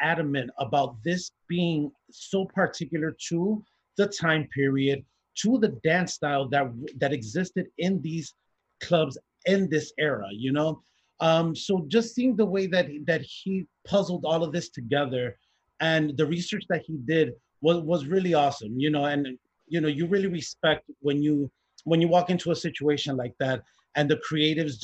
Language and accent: English; Chicago, Illinois, United States; I'm Puerto Rican from Chicago.